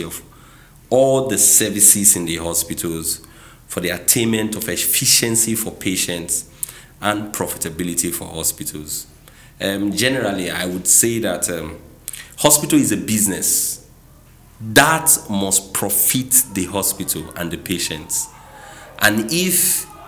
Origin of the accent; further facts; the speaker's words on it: Nigeria; also born or lived in Port Harcourt, Rivers State; I'm a Nigerian, currently the general manager of a flourishing auto business in Port Harcourt here in River State